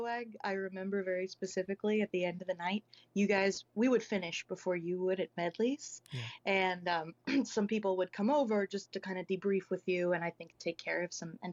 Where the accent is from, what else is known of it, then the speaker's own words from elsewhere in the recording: Scranton, Pennsylvania, United States; moved away as an adult; also born or lived in Kingston, Pennsylvania / Pittsburgh, Pennsylvania; now in New York, United States; I was born in Kingston, PA at the Nesbitt. Little personal history. And yeah, then I grew up in Scranton